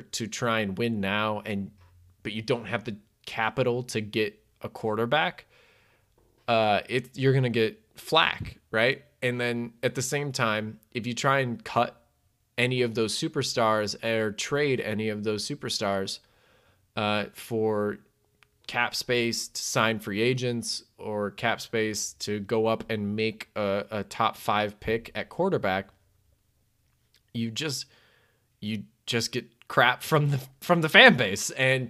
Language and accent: English; Chicago, Illinois, United States; my hometown team. I'm taking the Chicago Bears.